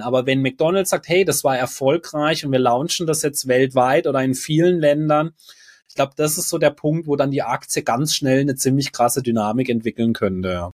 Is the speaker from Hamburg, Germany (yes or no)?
no; Freiburg, Baden-Württemberg, Germany; bei uns in Freiburg